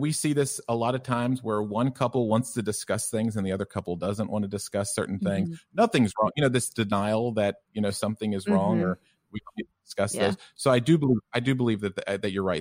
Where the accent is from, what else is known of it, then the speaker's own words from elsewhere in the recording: the South, United States; also born or lived in Tennessee; it's hard to tell because of my thick German accent, but I'm originally from the U.S. and from the South.